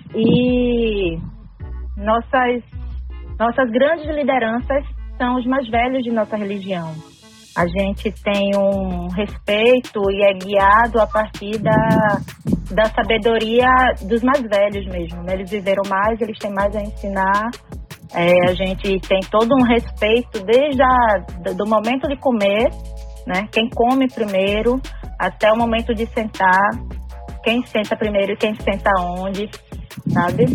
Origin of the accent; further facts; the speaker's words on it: Porto de Galinhas, Pernambuco, Brazil; now in Recife, Brazil; mas eu sou lá de Porto de Galinhas, que é litoral sul de Pernambuco